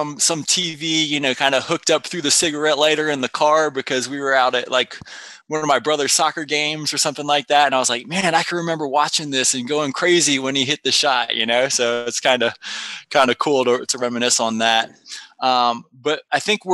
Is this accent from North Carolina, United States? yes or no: yes; North Carolina, United States; I grew up in North Carolina